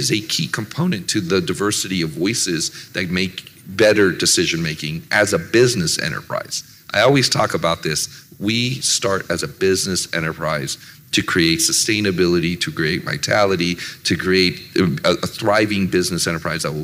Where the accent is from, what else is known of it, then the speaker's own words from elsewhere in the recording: Silicon Valley, California, United States; I grew up in Silicon Valley